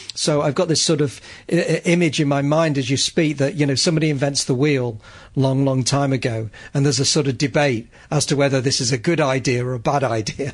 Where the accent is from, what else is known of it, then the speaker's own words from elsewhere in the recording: Manchester, North West England, United Kingdom; I grew up in Manchester, which was where the industrial revolution started